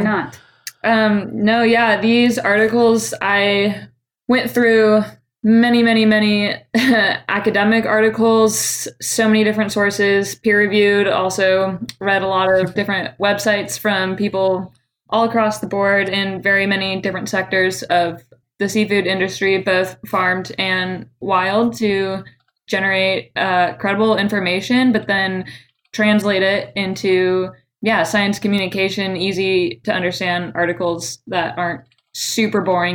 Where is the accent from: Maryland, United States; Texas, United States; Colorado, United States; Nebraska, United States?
Colorado, United States; moved away as an adult; now in Seattle, United States; I grew up in Colorado for 18 years